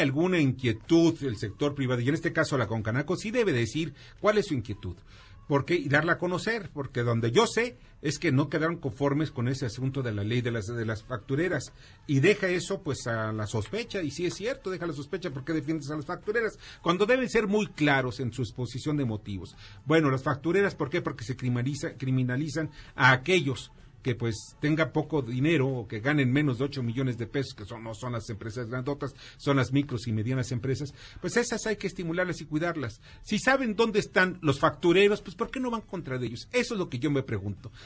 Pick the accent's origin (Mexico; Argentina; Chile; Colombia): Mexico; nosotros como mexicanos